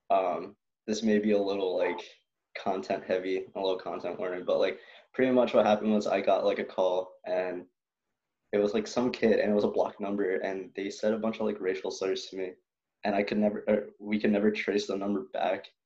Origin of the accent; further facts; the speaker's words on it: Philippines; oh, I'm not any of those. I'm Filipino.